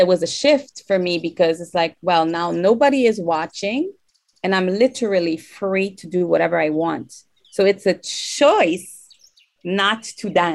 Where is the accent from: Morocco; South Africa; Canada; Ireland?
Canada; English is a second language; I grew up in Canada